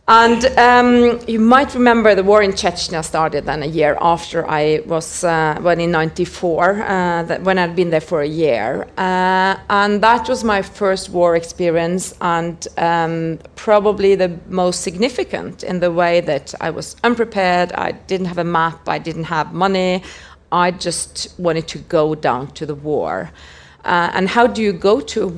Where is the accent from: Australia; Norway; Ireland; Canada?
Norway; I grew up in Norway